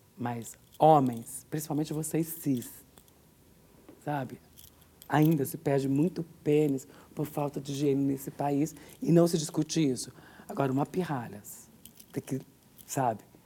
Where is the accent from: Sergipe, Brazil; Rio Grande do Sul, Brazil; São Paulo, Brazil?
São Paulo, Brazil; São Bernardo do Campo; born or raised there; also born or lived in Minas Gerais